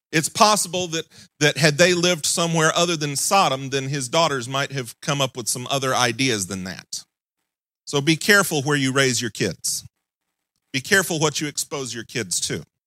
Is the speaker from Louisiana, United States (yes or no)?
no; Mississippi, United States; moved away; I'm originally from Mississippi